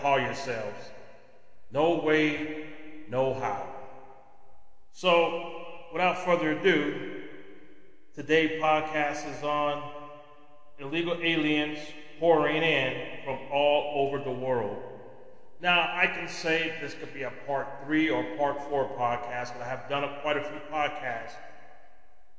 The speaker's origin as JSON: {"language": "English", "country": "United States", "said": "as an American"}